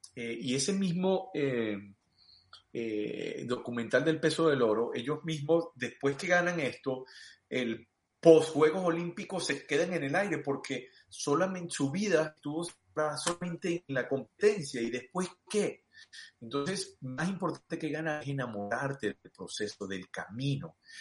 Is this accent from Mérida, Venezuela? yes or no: yes; Mérida, Venezuela; also born or lived in Los Teques, Venezuela; mi mamá y mi papá deciden irse a Mérida, mi mamá iba a estudiar en la ULA, y nos vamos a Mérida